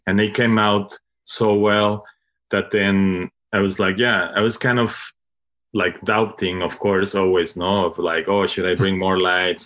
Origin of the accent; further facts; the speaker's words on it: Mexico; English is a second language; moved away as an adult; now in Brooklyn, United States; I'm, I'm from Mexico, but I moved, like, around ten years to Brooklyn